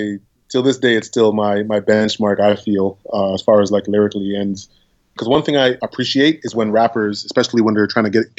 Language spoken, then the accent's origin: English; Toronto, Ontario, Canada; I say I'm from Toronto